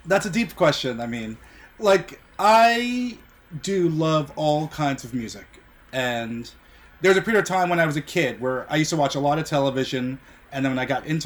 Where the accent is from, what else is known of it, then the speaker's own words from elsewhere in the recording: New York, United States; I'm born and raised in New York